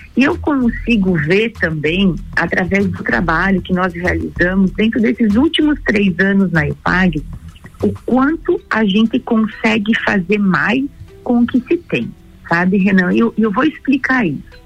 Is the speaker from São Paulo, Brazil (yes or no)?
no; Três ..., Santa Catarina, Brazil; also born or lived in Lages, Santa Catarina; Eu sou nascida em Três no meio oeste do estado